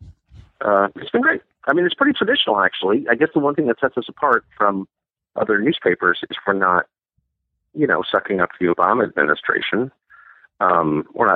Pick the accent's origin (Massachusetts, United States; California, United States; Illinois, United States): California, United States; Southern; moved away; I grew up in Southern California